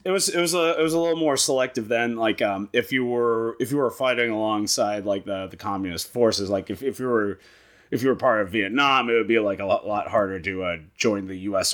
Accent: Hyannis, Massachusetts, United States; I am from Cape Cod, Massachusetts. I was born in Hyannis

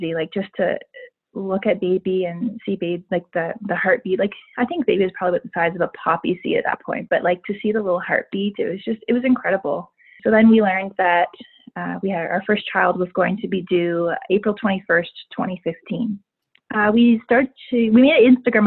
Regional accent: Yarmouth, Nova Scotia, Canada; now in Calgary, Canada; I'm originally from Yarmouth, Nova Scotia, and I've lived in Calgary now, I guess, for 10 years.

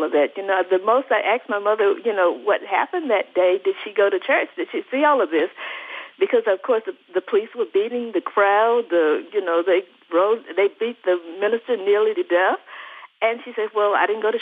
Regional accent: Shreveport, Louisiana, United States; now in Harvey, United States; I grew up in Shreveport

